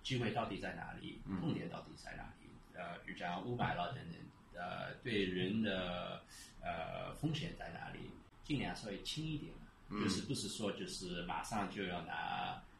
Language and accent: Chinese; Shanghai, China; 我我我一是觉得我我们上海人是东方的犹太人，